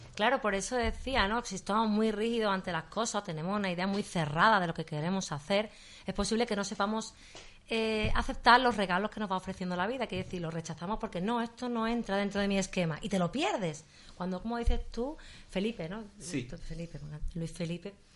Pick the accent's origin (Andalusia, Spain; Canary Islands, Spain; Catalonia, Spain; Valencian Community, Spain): Andalusia, Spain; Seville; yo también he nacido aquí me gusta vivir aquí